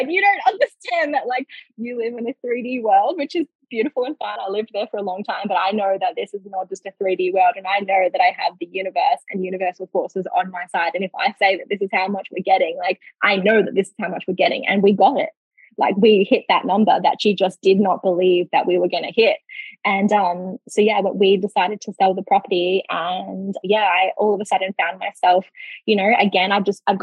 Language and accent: English; Darwin, Northern Territory, Australia; moved away as an adult; now in Queensland, Australia; we bought the house together in Darwin, my hometown.